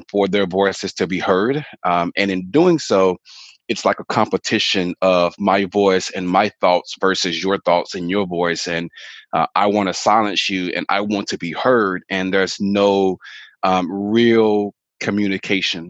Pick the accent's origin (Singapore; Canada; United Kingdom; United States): United States; Fort Worth, Texas; also born or lived in Arlington, Texas / Dallas; I am, born and raised in Fort Worth, Texas